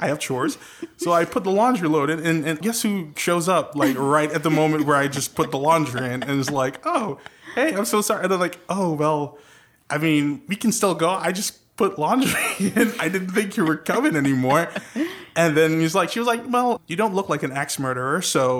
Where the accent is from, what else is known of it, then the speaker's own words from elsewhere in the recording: Trinidad & Tobago; accent: Trinidadian; now in United States; Kinda, with my Trinidadian accent. I'm from the beautiful island of Trinidad and Tobago, island country of Trinidad and Tobago.